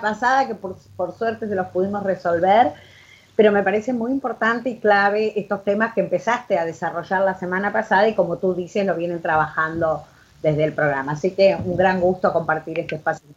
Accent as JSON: {"language": "Spanish", "country": "Argentina", "also_born_or_lived": "Buenos Aires", "moved": "as an adult", "said": "yo no soy de Buenos Aires, por lo tanto mi familia me dijo, bueno, te tenés que volver a un pueblo de 500 habitantes"}